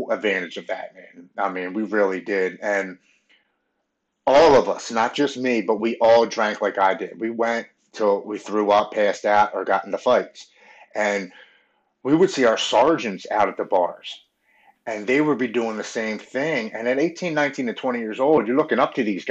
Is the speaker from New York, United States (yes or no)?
no; Baltimore, Maryland, United States; I grew up with Brandon Novak and Bucky Lasik, and I'm from Baltimore, so we all skated around